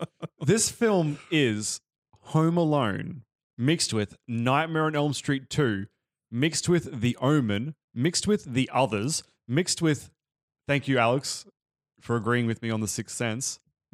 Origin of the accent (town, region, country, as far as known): Australia